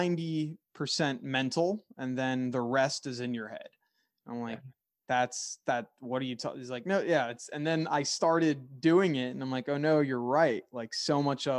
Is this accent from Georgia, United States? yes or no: no; Philadelphia, Pennsylvania, United States; I'm from the Philadelphia area